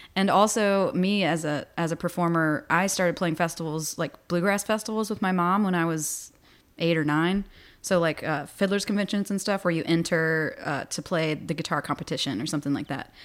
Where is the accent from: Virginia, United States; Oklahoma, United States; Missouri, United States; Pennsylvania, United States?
Virginia, United States; Botetourt County, near Roanoke, Southwest; now in Richmond, United States; I'm not from Richmond. I'm from Southwest Virginia, outside of Roanoke.